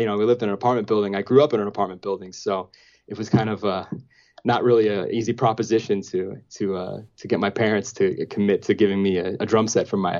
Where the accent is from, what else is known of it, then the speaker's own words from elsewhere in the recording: New York City, New York, United States; I grew up in Marine Park, Brooklyn